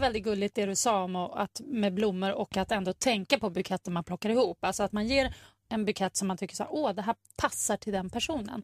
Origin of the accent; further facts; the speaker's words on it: Sweden; vi svenskar